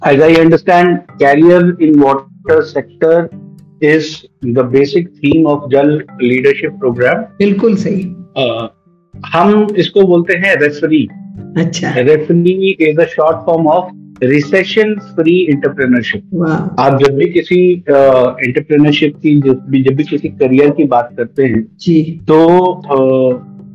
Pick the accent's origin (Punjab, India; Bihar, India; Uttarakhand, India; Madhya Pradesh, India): Bihar, India; Bihar Sharif; sir मेरा district है sir Nalanda district है सर और बिहार जी जी मेरा home town sir Bihar Sharif पड़ेगा पर डिस्ट्रिक्ट नालंदा है सर